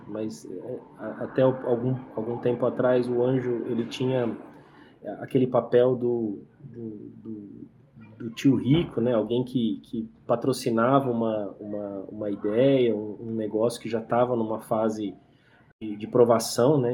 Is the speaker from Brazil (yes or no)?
yes; interior of São Paulo, Brazil; eu sou do interior de São Paulo